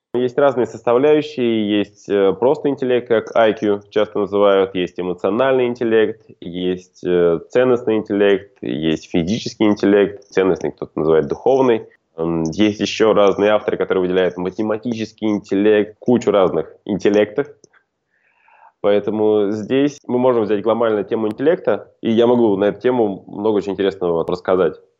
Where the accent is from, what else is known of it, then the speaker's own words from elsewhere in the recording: khutor Zemnyatsky, Volgograd Oblast, Russia; moved away as an adult; now in Moscow, Russia; я сам родом из Волгоградской области, хутора Земняцкого